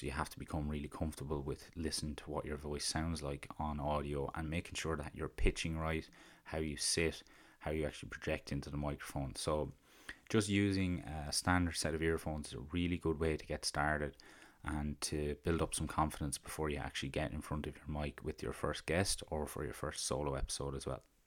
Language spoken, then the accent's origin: English; County Carlow, Leinster, Ireland; accent: County Carlow; my country Carlo accent